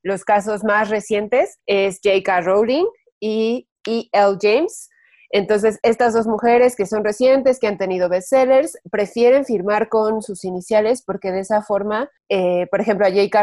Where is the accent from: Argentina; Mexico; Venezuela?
Mexico; nosotras como mexicanas